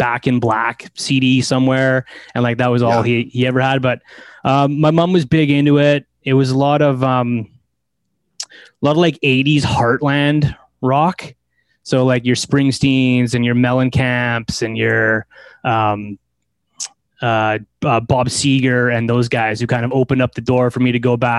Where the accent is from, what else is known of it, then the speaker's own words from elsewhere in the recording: Delta, British Columbia, Canada; I grew up in Delta. I'm in the flatlands of Ladner. That's where I grew up.